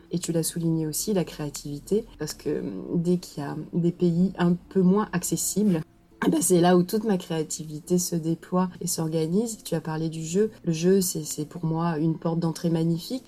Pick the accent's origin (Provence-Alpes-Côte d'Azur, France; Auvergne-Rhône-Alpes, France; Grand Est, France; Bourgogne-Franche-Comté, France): Provence-Alpes-Côte d'Azur, France; Marseille; moved away; also born or lived in Quebec / Mali; je suis, euh, marseillaise je vis à Marseille, je suis née à Marseille, j'ai beaucoup bougé, mais finalement pour, euh, pour revenir